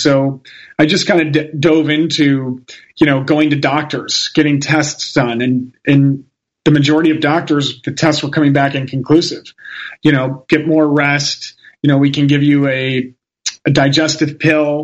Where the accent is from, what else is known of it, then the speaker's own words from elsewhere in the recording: Chicago, Illinois, United States; I'm from Chicago. My family are all Italians